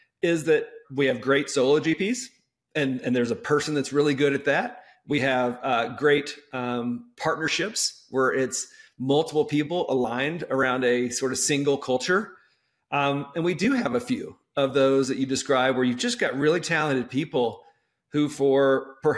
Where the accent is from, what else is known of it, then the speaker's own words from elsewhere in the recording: Texas, United States; I'm from Texas